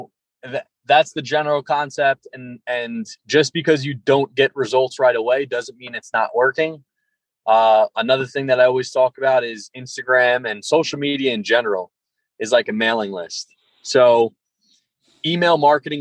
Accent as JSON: {"language": "English", "area": "Long Island", "region": "New York", "country": "United States", "said": "I'm from Long Island"}